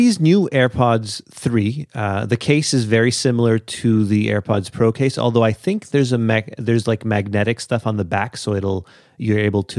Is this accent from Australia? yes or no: yes; Australia; I'm the guy from Australia, yeah.